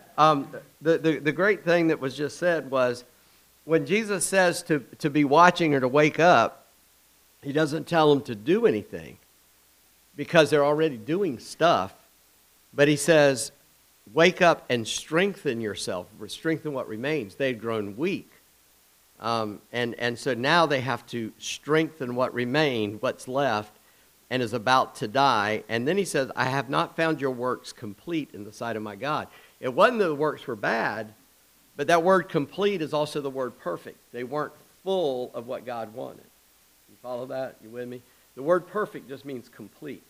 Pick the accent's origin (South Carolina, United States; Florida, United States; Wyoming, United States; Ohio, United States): South Carolina, United States; Charleston; I grew up in Charleston.